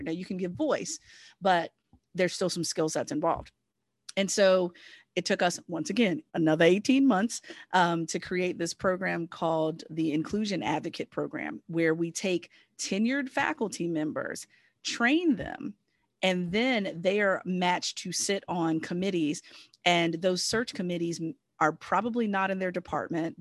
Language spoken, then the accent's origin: English; Southern Virginia, United States; I'm a Virginian. I'm originally from Southern Virginia.